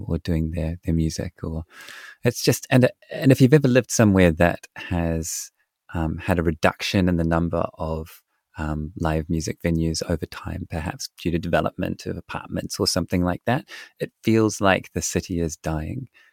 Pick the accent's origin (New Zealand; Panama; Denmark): New Zealand; my home country of New Zealand